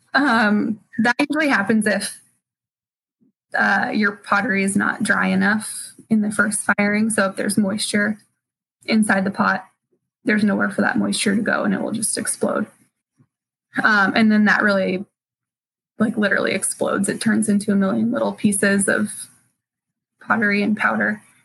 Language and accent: English; Spokane, Washington, United States; also born or lived in California; I grew up in Spokane, and then as soon as I graduated high school, I moved to California for college